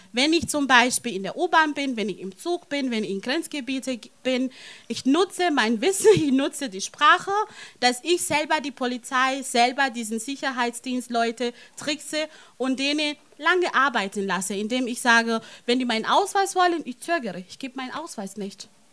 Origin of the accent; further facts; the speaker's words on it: Italy; now in Germany; ich bin nicht in Deutschland aufgewachsen, in Italien aufgewachsen